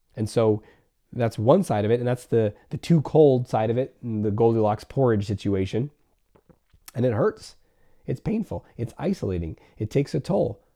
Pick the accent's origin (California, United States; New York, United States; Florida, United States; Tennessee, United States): California, United States; I grew up in California